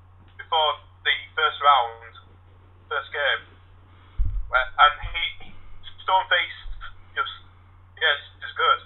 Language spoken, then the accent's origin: English; United Kingdom; We're British.